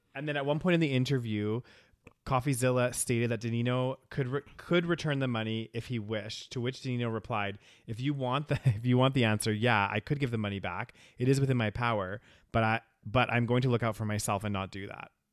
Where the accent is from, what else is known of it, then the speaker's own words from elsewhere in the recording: United Kingdom; first language British English; We're British as hell